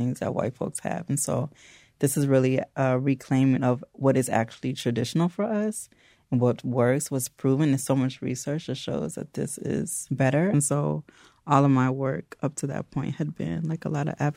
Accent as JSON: {"language": "English", "town": "Evanston", "region": "Illinois", "country": "United States", "lives_now": "Chicago, United States", "said": "Actually, I'm from Evanston. I'm fourth generation Evanstonian."}